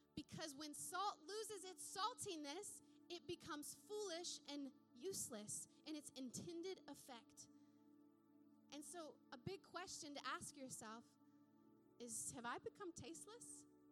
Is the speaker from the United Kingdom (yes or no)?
no; United States; moved away; America is the country I was raised in. It's the country I was educated in. It's the country that shaped this accent of mine.